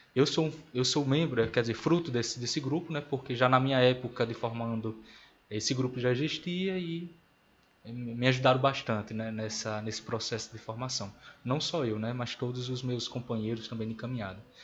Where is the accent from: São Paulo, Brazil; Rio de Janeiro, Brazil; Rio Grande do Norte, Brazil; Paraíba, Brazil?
Rio Grande do Norte, Brazil; Natal; moved away; nasci e me criei em Natal